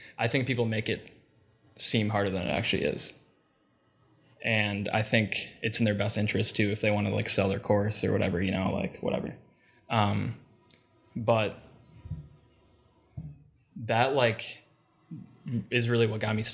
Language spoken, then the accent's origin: English; Plymouth, Minnesota, United States; also born or lived in Mankato, Minnesota; I grew up in Plymouth, went to Maple Grove High School